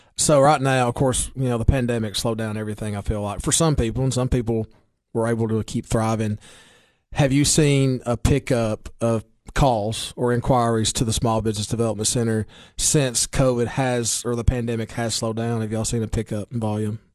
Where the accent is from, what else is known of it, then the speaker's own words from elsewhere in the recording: Baxter, Tennessee, United States; I'm from Putnam County or Baxter or Clover